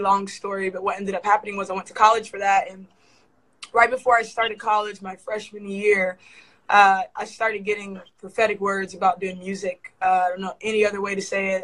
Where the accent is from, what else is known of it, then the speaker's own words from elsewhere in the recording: Columbus, Ohio, United States; I was actually raised in Columbus, Ohio